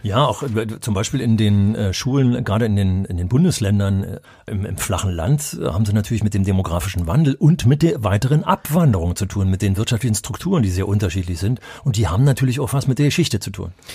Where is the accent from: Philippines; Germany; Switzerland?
Germany; wenn ich als Wessi